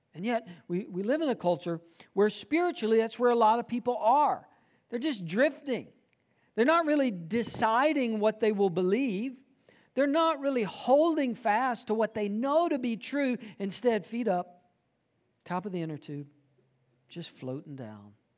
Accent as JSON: {"language": "English", "region": "South Georgia", "country": "United States", "tie": "born or raised there", "said": "I grew up in South Georgia"}